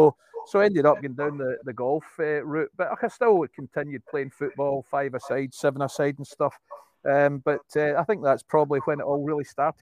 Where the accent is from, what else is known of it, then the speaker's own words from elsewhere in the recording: Irvine, Scotland, United Kingdom; also born or lived in Texas; Yeah, well, I'm an Ayrshireman, Willie. I grew up in Irvine as a small boy. Mum and Dad, they're in their 80s. They still live in Irvine.